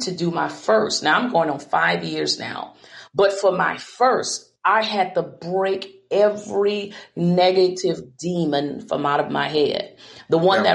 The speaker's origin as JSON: {"language": "English", "country": "United States", "said": "I'm from the Ponderosa. Many don't understand that. This is a little hick town in convent um, live in a shotgun house."}